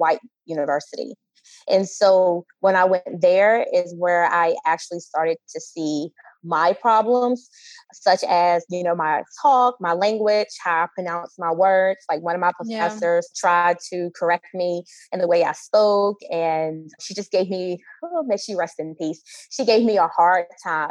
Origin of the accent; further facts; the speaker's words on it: Virginia, United States; I grew up in a rural area in Virginia